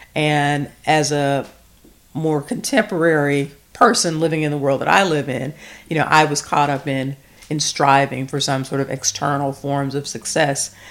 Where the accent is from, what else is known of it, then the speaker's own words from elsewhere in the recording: the South, Southern United States, United States; I am a former English teacher, a small town Southern girl